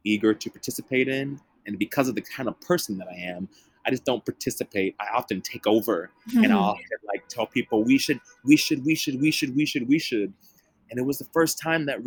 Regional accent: Dallas, Texas, United States; moved away; also born or lived in San Antonio, Texas; I'm from Dallas, Texas. I spent a lot of time in San Antonio, Texas

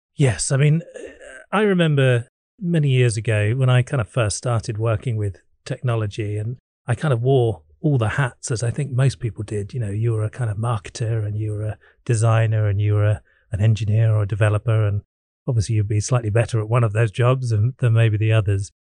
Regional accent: England, United Kingdom; being an Englishman

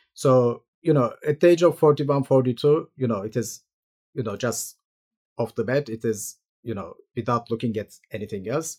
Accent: Turkey; moved away as an adult; now in New York, United States; I am from Turkey originally, did my medical school there, uh, for six years

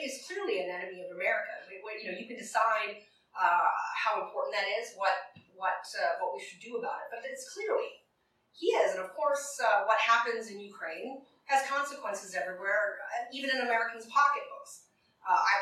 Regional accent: Alberta, Canada; now in New York, United States; I'm from Alberta

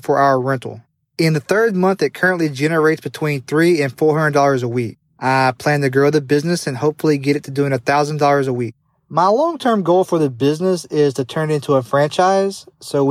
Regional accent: Tupelo, Mississippi, United States; Tupelo being my hometown.

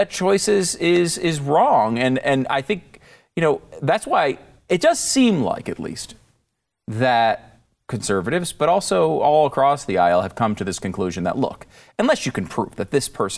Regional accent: Connecticut, United States; Because I try to tell people I'm not a gun guy. Like, I grew up in Connecticut.

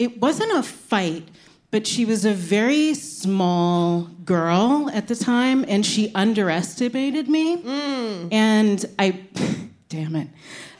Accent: New Jersey, United States; Yeah, I'm from Jersey. Like, you learn how to fight, like, before you learn how to write your name.

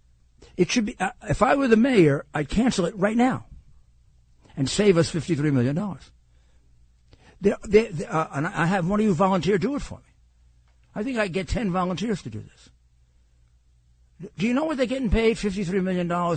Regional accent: New York City, New York, United States; I'm a New Yorker

